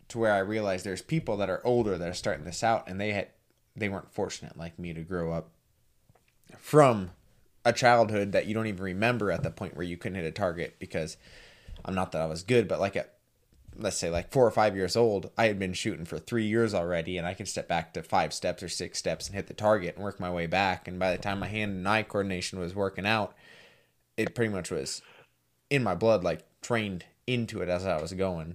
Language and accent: English; Montana, United States; also born or lived in North Dakota; I came from Montana